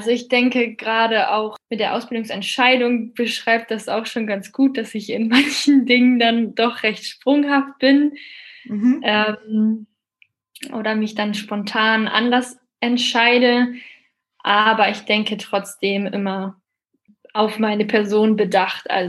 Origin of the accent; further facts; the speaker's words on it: Northern Germany, Germany; in Bremen, also eben eine Stunde von mir. Ich komme eben aus Norddeutschland.